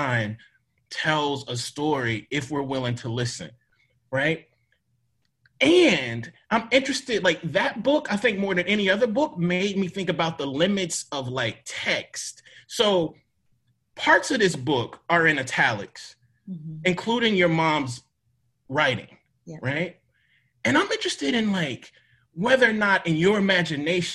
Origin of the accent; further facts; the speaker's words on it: Mississippi, United States; I'm from Mississippi